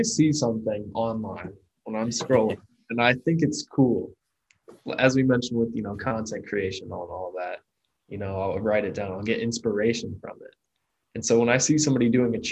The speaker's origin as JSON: {"language": "English", "town": "Muncie", "region": "Indiana", "country": "United States", "tie": "born or raised there", "said": "my hometown of Muncie, Indiana"}